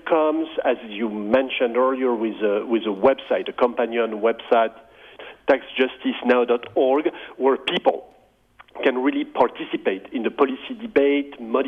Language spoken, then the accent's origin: English; France; moved away as an adult; now in United States; I grew up in France, and I started studying mathematics